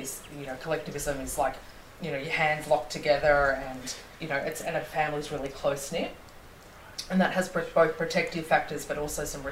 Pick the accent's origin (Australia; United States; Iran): Australia; being born and raised in Australia